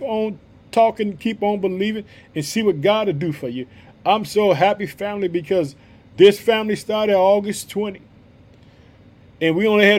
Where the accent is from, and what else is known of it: Illinois, United States; also born or lived in Chicago